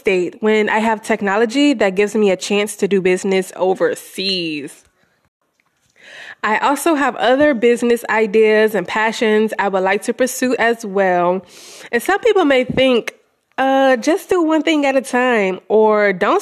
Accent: Louisiana, United States; moved away as an adult; also born or lived in Houston, Texas; I've been living in my hometown in Louisiana for the past year

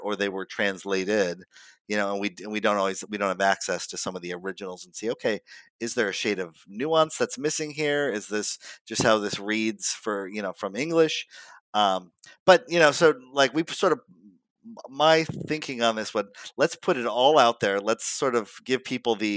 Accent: Chicago, Illinois, United States; I'm from Chicago

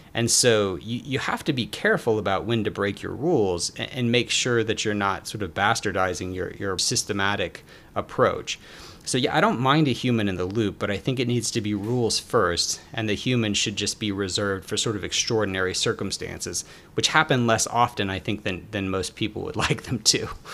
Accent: Atlanta, Georgia, United States; also born or lived in Philadelphia; I'm from Atlanta, Georgia

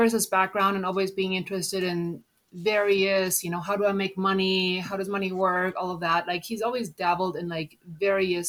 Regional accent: Germany; moved away as an adult; also born or lived in United States; I'm originally from Germany. So, you know, coming to the US

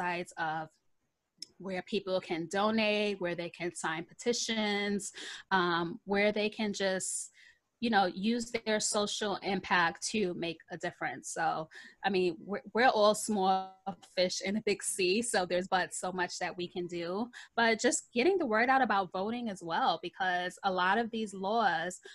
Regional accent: New York City, New York, United States; now in Long Island, United States; I grew up in the Bronx

